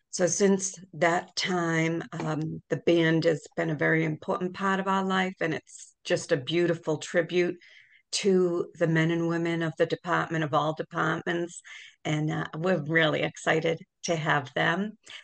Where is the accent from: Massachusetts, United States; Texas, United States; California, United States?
Massachusetts, United States; Worcester; I grew up in Worcester.